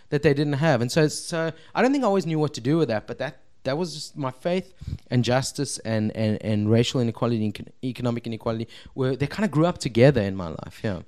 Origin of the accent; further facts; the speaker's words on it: Cape Town, Western Cape, South Africa; I'm Cape Town-ian, born and bred